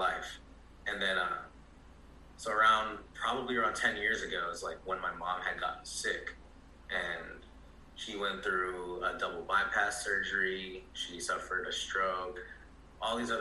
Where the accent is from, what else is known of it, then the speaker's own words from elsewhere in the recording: San Ramon, California, United States; also born or lived in Alameda, California; now in Brentwood, United States; I grew up in San Ramon until I was about 15 or so